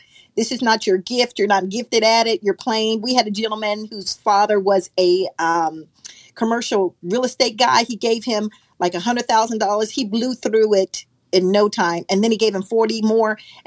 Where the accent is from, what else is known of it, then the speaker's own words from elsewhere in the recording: Kansas City, Missouri, United States; I grew up in Kansas City, Missouri, home of the Negro baseball team